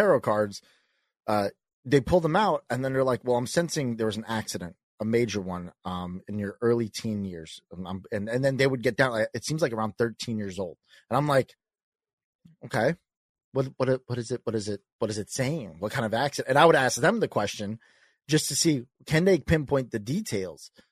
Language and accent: English; New York, United States; I'm a kid from New York. I'm Italian and I'm a salesman.